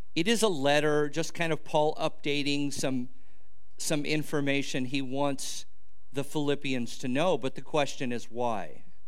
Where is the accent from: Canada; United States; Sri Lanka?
United States; near Los Angeles, California; I grew up near Los Angeles.